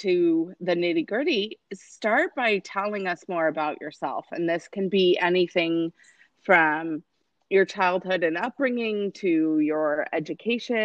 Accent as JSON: {"language": "English", "region": "Arizona", "country": "United States", "moved": "yes", "lives_now": "Texas, United States", "said": "I'm from Arizona, but my kids are from Texas, so I think I'm a Texan"}